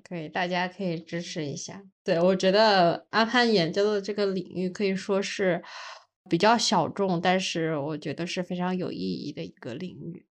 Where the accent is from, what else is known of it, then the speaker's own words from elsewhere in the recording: China; 我们这种，中国人